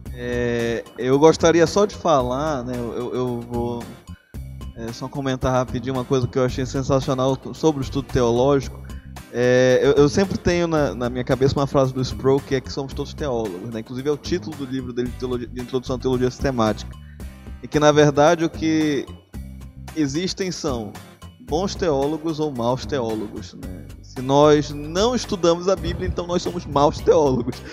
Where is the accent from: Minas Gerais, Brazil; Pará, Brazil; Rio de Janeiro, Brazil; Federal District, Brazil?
Pará, Brazil; Belém; eu sou de Belém